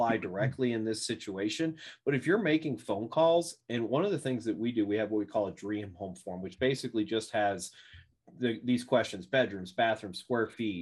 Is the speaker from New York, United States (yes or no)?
yes; New York, United States; moved away; also born or lived in Arkansas; I'm from New York. That's where I grew up